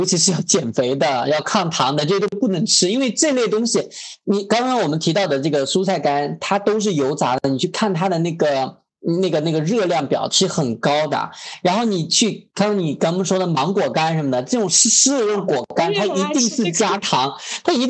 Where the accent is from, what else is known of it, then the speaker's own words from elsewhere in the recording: Sichuan, China; now in Guangdong, China; 我是四川人啊